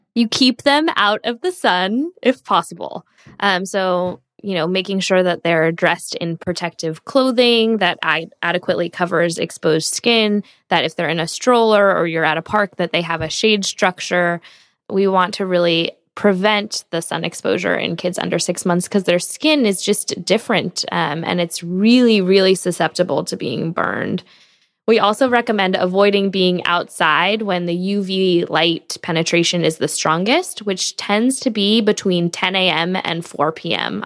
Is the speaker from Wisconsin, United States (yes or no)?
no; San Diego, California, United States; I grew up in San Diego, so I was basically raised on the beach